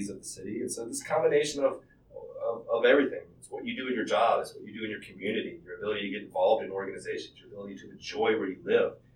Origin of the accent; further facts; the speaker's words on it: Charlotte, North Carolina, United States; This is my hometown. I was born in Presbyterian Hospital.